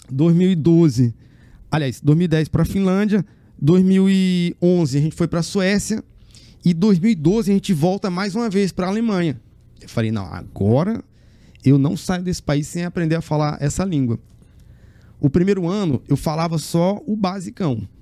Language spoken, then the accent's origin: Portuguese; Teresina, Piauí, Brazil; moved away as an adult; also born or lived in Rio de Janeiro / Germany; E saí de Teresina com um sonho só de fazer a escola de circo.